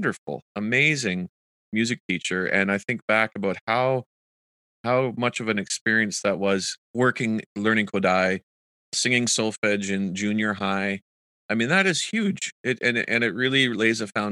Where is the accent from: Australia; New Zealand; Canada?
Canada; Kitchener, Ontario; I did grow up also going to the symphony and the Kitchener-Waterloo Symphony, where my hometown is in Ontario.